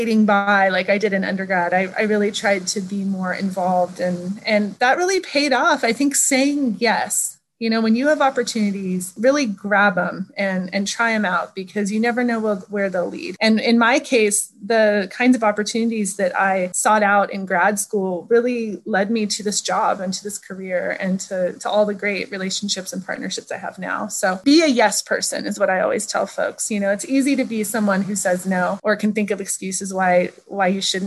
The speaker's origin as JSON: {"language": "English", "town": "Hayfork", "region": "California", "country": "United States", "tie": "born or raised there", "moved": "as an adult", "lives_now": "Humboldt County, California, United States", "said": "I grew up in Hayfork listening to country"}